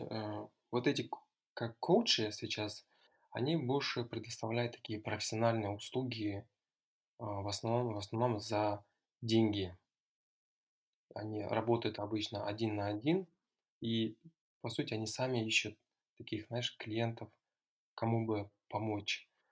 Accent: near Taldykorgan, Almaty Region, Kazakhstan; also born or lived in United States / Russia; Я родом из Алматинской области. Э, Вырос, закончил школу недалеко от города Талдукурган

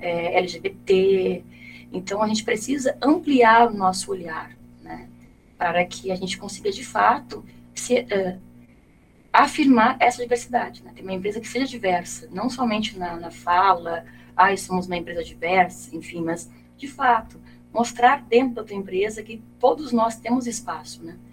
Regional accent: Brazil; nós, enquanto brasileiros

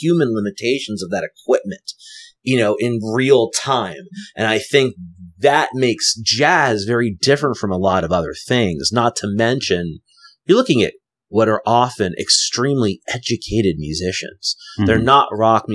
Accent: Asbury Park, New Jersey, United States; now in Thomas, United States; I was born in Asbury Park, so I grew up on the water.

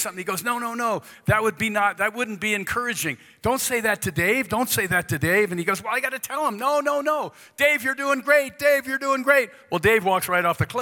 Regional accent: East Coast, United States; moved away; I grew up in the East Coast

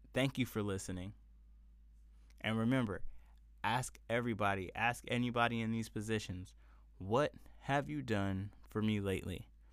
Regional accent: San Diego, California, United States; southeastern San Diego, where I grew up, was predominantly black

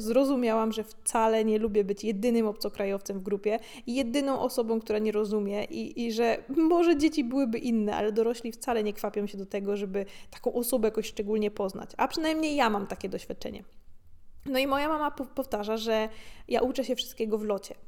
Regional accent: Gorzów Wielkopolski, Lubusz Voivodeship, Poland; moved away; Dorastając w Polsce, E, w późnych latach 90. i 2000., zwłaszcza w niedużym mieście, jakim jest Gorzów

